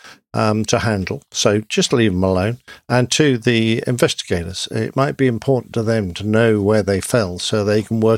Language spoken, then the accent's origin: English; England, United Kingdom; I'm English.